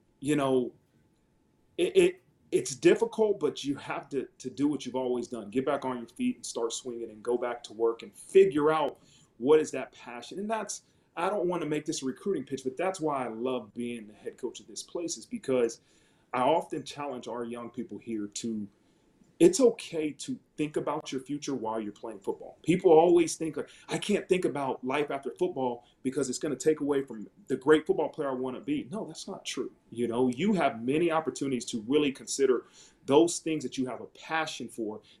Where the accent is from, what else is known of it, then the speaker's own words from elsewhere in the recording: Dayton, Ohio, United States; moved away as an adult; I grew up in Dayton, Ohio, which is 45 an hour away from Columbus, Ohio